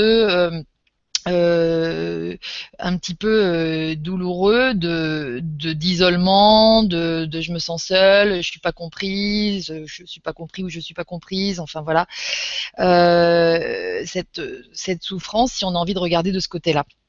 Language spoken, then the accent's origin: French; Normandy, France; Je suis euh, française, je suis normande. Je suis en Normandie là